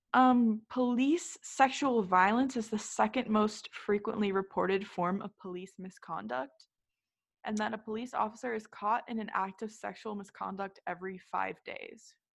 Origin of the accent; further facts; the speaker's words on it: North Shore of Chicago, Illinois, United States; we're both from the North Shore of Chicago